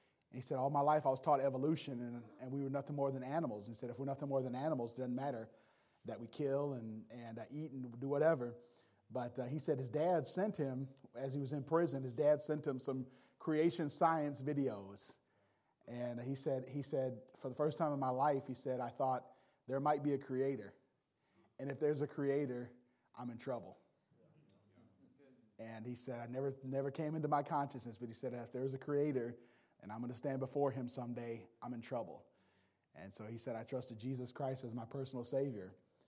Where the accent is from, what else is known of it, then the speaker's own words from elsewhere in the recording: Gary, Indiana, United States; born there; But I was born in Gary, Indiana. At the time I was born there in 1981, it was the murder capital of the United States.